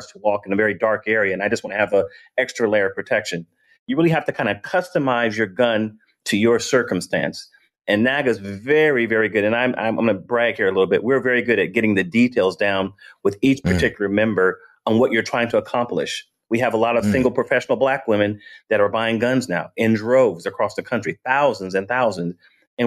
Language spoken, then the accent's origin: English; Vallejo, California, United States; moved away as an adult; now in Georgia, United States; in Vallejo, in my neighborhood, they had guns there